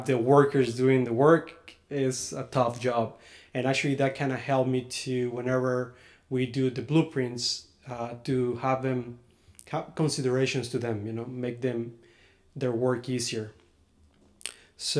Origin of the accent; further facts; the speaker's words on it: Mexico; now in Los Angeles, United States; my hometown, even though it's the capital of the state, is just like a very small town